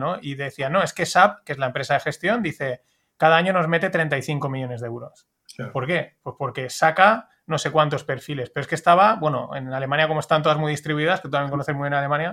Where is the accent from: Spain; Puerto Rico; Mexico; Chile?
Spain; como español